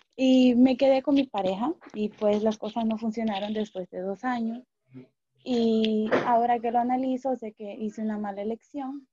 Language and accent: Spanish; Honduras; me quedé en Honduras, en mi país